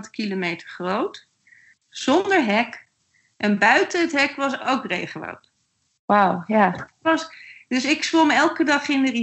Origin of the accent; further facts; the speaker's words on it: Netherlands; En dat kunnen wij ook niet hebben als Nederlanders.